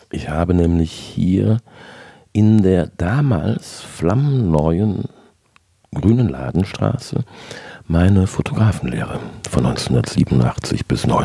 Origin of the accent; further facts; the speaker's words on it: Cologne, North Rhine-Westphalia, Germany; born there; Ich bin im Jahr 1966 in Köln-Kalk geboren